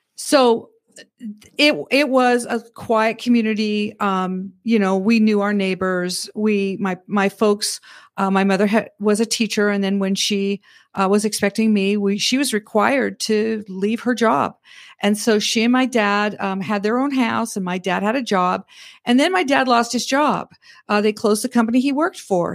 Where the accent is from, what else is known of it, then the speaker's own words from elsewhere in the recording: Red Deer, Alberta, Canada; moved away as an adult; also born or lived in Nebraska / California; now in Northwest Arkansas, United States; I was born and raised in Red Deer, Alberta, Canada